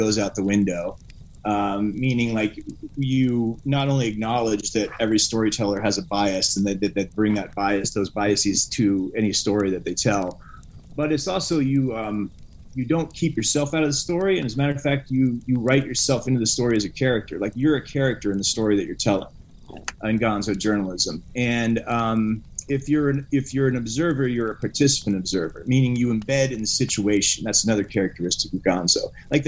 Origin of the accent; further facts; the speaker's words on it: Alaska, United States; moved away; I'm from Alaska originally.